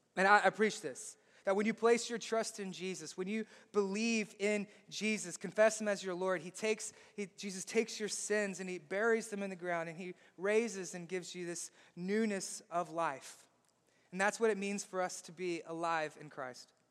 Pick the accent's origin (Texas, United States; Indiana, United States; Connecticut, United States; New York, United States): Texas, United States; Southeast; I'm from Southeast Texas